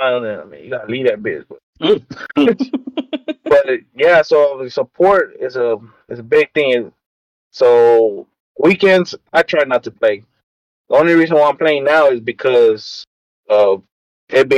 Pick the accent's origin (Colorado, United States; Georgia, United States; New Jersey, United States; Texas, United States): Texas, United States; I'm from Texas